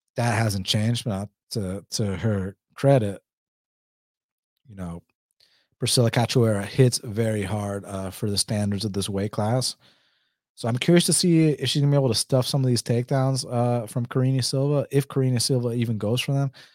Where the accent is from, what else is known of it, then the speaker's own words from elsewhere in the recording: Atlanta, Georgia, United States; I'm from Atlanta